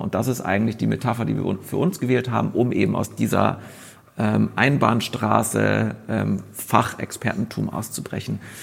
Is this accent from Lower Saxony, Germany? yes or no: no; Munich, Bavaria, Germany; moved away as an adult; also born or lived in Westphalia; now in Berlin, Germany; meine Geschichte beginnt in, muss ich immer dazu sagen, in Westfalen. Ähm, bin aber groß geworden in München